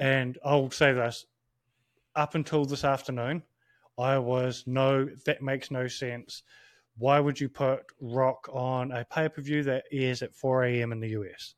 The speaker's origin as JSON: {"language": "English", "country": "New Zealand", "said": "as a Kiwi from a, um, Pacific Island point"}